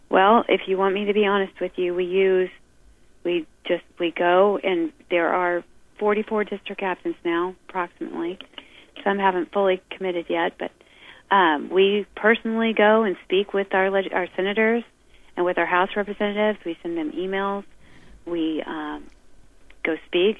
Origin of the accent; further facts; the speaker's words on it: United States; as an American, I love this country. I was raised to love this country